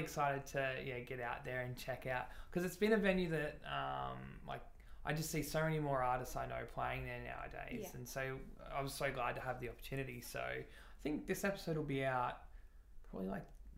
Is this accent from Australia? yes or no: yes; Gold Coast, Queensland, Australia; now in Brisbane, Australia; I'm from the Gold Coast.